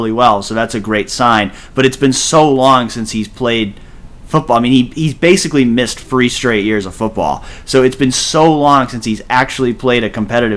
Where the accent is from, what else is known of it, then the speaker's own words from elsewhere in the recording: Massachusetts, United States; now in Ohio, United States; growing up in Massachusetts